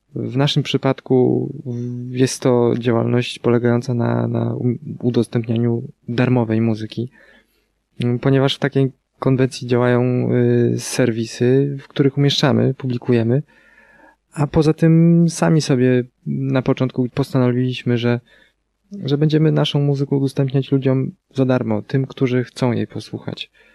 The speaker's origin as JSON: {"language": "Polish", "area": "near Wejherowo", "region": "Pomeranian Voivodeship", "country": "Poland", "said": "Zawsze jak ktoś pyta nas o nazwę miejscowości, z której mm, jesteśmy, to podajemy Wejherowo. Choć nie do końca y, jesteśmy z Wejherowa, ponieważ jest to miejscowość będąca przedmieściami Wejherowa"}